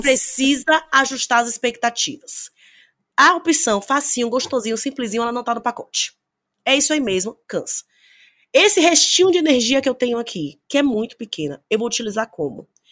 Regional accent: Bahia, Brazil; Eu sou baiana

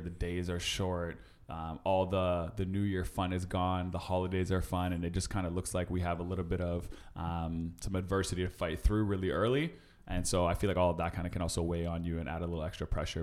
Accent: Winnipeg, Manitoba, Canada; now in Toronto, Canada; my hometown Winnipeg

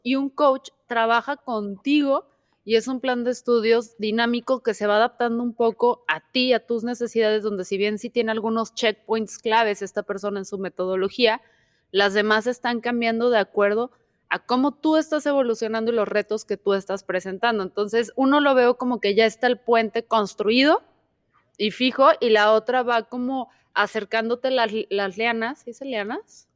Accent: Mexico; como mala mexicana

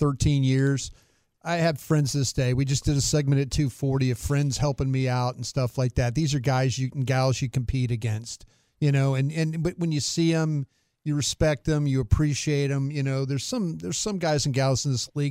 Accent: Dallas, Texas, United States; moved away; also born or lived in Philadelphia; I was from Dallas

